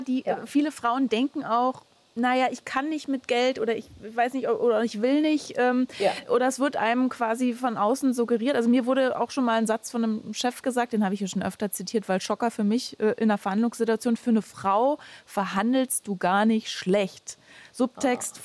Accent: Germany; bei uns in Deutschland

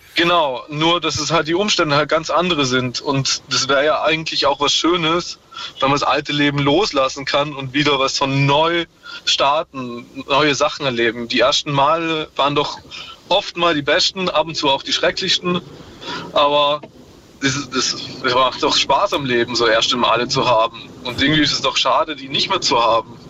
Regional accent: Vorarlberg, Austria; nach Vorarlberg gekommen, wo ich herkomme und ist dann da zur Schule gegangen

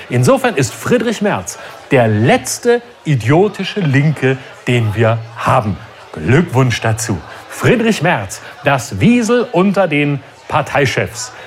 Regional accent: Germany; uns Deutsche

